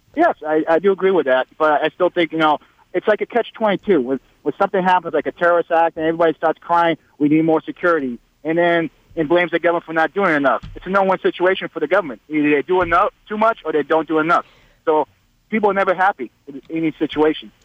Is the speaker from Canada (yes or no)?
no; Portugal; also born or lived in Boston / Dallas; now in United States; I was born in Portugal during the corporate state of Salazar.